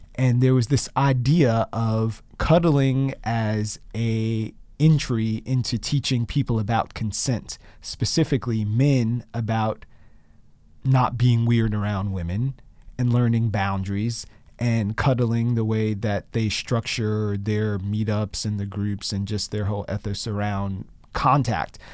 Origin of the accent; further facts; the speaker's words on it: Chicago, Illinois, United States; moved away as an adult; also born or lived in Boston / Mississippi; now in Brooklyn, United States; I'm a city kid. I'm from Chicago